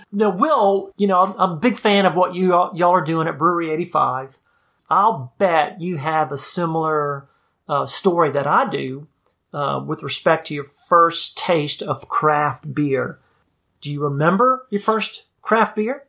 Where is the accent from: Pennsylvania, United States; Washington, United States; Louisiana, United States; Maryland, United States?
Louisiana, United States; New Orleans; I grew up in New Orleans